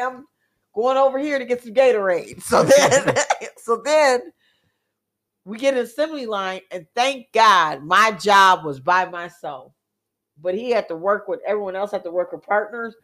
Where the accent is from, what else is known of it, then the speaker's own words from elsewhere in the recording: Milwaukee, Wisconsin, United States; I'm from Milwaukee